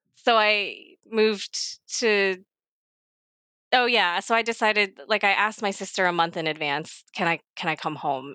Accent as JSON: {"language": "English", "region": "Maryland", "country": "United States", "tie": "born or raised there", "also_born_or_lived": "Baltimore area / Los Angeles", "moved": "as an adult", "lives_now": "South Korea", "said": "I was born in 1987 in Korea, like a lot of us, and I got adopted to Maryland on the East Coast I lived there for 25 years"}